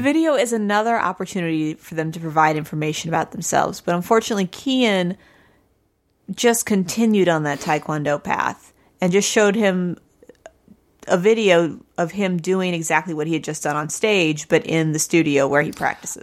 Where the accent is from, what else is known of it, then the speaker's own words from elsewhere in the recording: Missouri, United States; I'm from Missouri.